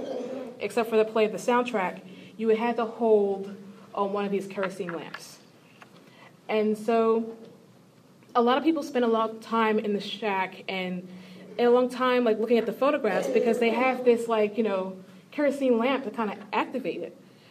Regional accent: Philadelphia, Pennsylvania, United States; moved away; also born or lived in Chicago; I'm not originally from Chicago, I'm from Philadelphia.

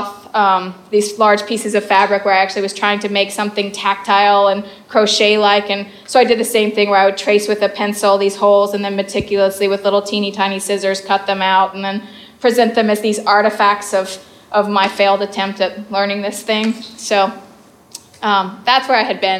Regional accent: the South, United States; I'm from the South. And I grew up in a fairly conservative home

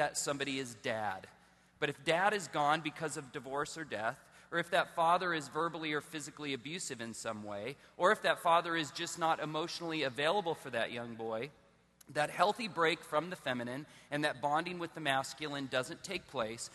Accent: Southern California, United States; I was born in Southern California. I was raised in a Christian home

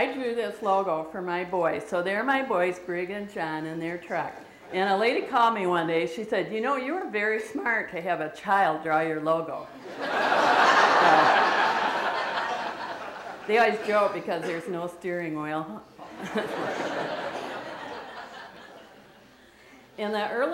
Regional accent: Lansing, Michigan, United States; I grew up in Michigan, near in the Lansing area

